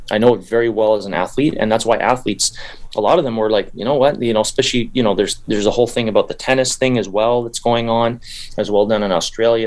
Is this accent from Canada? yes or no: yes; Canada; I'm not American, I'm Canadian